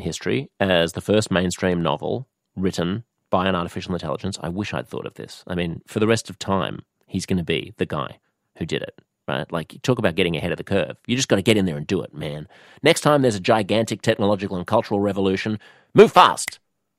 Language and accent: English; United States; speaking as an American